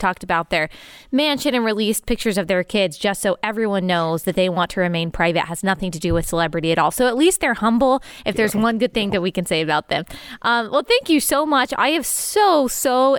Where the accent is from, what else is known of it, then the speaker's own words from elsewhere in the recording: United States; we have nothing like that in the United States